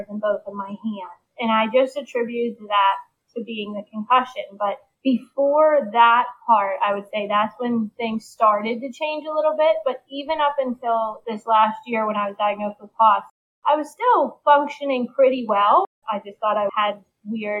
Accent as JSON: {"language": "English", "town": "Pittsburgh", "region": "Pennsylvania", "country": "United States", "tie": "born or raised there", "said": "I'm from Pittsburgh, born and raised."}